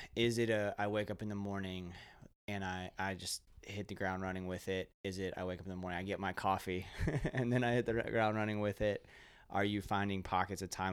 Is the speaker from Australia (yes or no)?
no; Ocala, Florida, United States; I grew up in Ocala, kind of middle class upbringing in Ocala